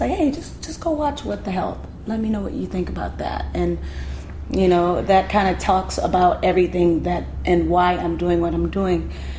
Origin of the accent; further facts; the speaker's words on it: LaGrange, Georgia, United States; I'm from LaGrange, Georgia. We don't do this. Like, we eat pork.